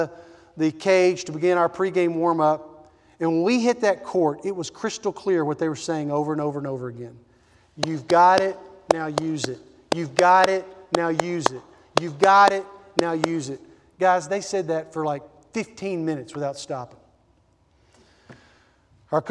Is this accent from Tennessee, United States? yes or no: yes; Nashville, Tennessee, United States; I grew up in Nashville, Tennessee